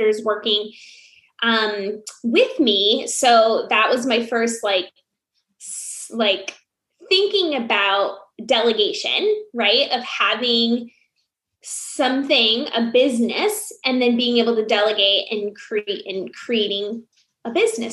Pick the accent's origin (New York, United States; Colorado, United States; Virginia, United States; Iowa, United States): Iowa, United States; moved away; also born or lived in Phoenix; growing up in Iowa